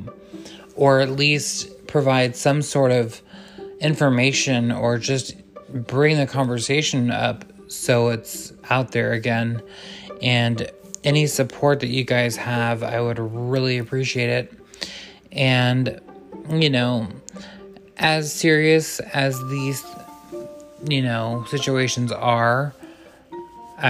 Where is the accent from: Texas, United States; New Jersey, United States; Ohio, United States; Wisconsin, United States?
Texas, United States; I am from Texas